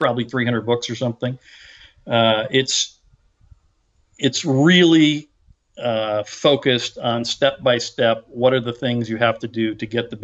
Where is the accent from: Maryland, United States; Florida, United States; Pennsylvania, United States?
Pennsylvania, United States; Derrick City; I grew up in Derrick City